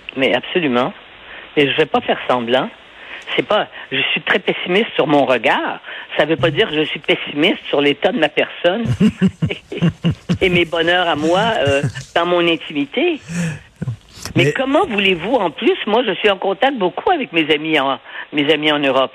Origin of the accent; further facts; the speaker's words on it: Montreal, Quebec, Canada; je suis né à Montréal